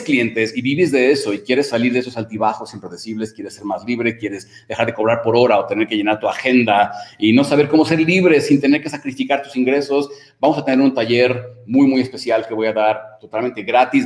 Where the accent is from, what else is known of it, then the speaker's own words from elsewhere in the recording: Mexico; como decimos en México